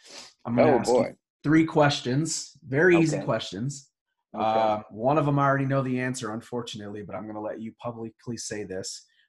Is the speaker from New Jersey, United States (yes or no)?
no; Hawaii, United States; Yes, I was raised in Hawaii.